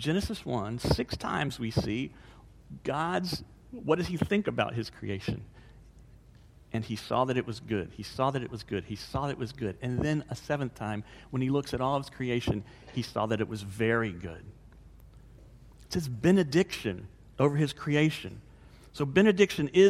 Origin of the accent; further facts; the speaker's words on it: DeLand, Florida, United States; moved away; my hometown, DeLand